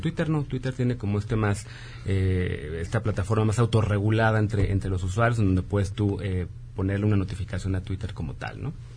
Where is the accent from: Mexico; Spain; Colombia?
Mexico